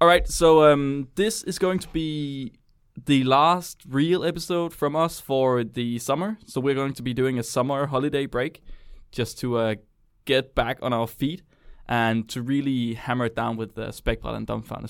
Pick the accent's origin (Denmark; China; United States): Denmark; I'm from Jylland